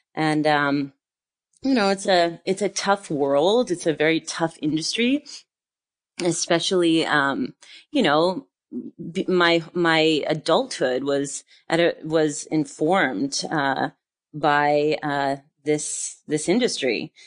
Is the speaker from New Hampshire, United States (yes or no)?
no; northern New Jersey, United States; moved away as an adult; also born or lived in New York City; now in France; I grew up in, uh, northern New Jersey